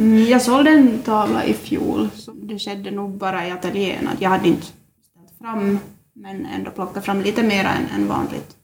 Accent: Jakobstad, Ostrobothnia, Finland; jag kommer härifrån trakten, Jakobstadstrakten och bor här

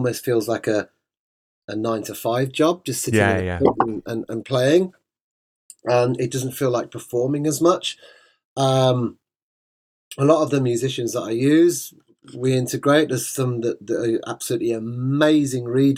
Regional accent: Birmingham, West Midlands, United Kingdom; moved away; I'm a Brummie. I've not lived there now since like 96

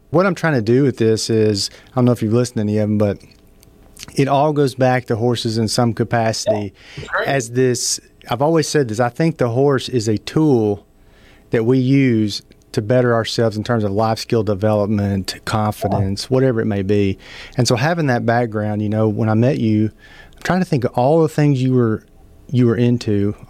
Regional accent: Idabel, Oklahoma, United States; we grew up not too far from each other. I know you're from Colgate. I'm from Idabel, Oklahoma.

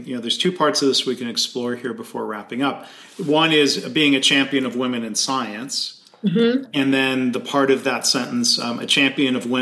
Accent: Michigan, United States; my home state of Michigan

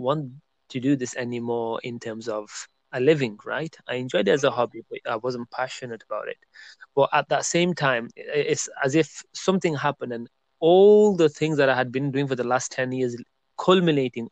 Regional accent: Burnley, North West England, United Kingdom; moved away as an adult; also born or lived in Birmingham, United Kingdom; I made a move to the city of Birmingham in UK from my hometown of Burnley.

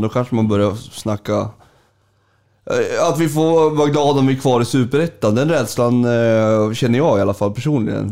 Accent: Sundsvall, Västernorrland County, Sweden; also born or lived in Gävle; jag, flyttade till Sundsvall, jag är född i Gävle. Eh, jag flyttade till Sundsvall när jag var eh, fem

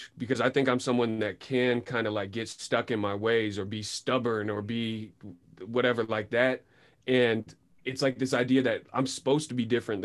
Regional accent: Sebastopol, California, United States; growing up in Sebastopol 100% influenced the type of artist I am

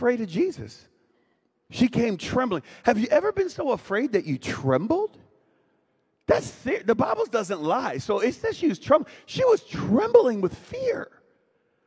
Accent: Winston-Salem, North Carolina, United States; moved away; my hometown now, Winston-Salem, North Carolina

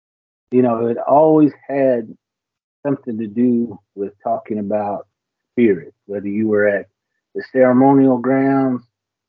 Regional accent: Okmulgee, Oklahoma, United States; I'm from Okmulgee, Oklahoma. That's about 45 minutes from Tulsa, where the Muscogee Creek Nation has their complex and all their tribal facilities there.

